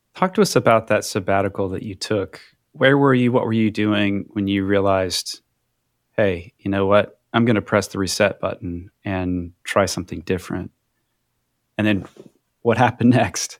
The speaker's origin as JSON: {"language": "English", "region": "Midwest", "country": "United States", "tie": "born or raised there", "said": "a young white man growing up in the Midwest"}